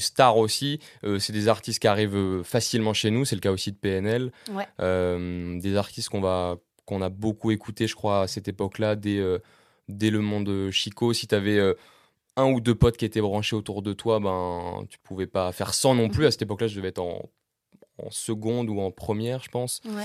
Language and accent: French; Caen, Normandy, France; j'ai grandi à Caen, en Normandie, dans la région de Caen